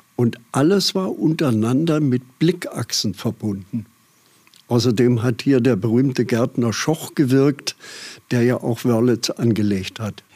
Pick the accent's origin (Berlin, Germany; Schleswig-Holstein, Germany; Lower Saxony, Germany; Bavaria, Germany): Bavaria, Germany; Aschaffenburg; now in Dieskau, Germany; deswegen bin ich gebürtiger Aschaffenburger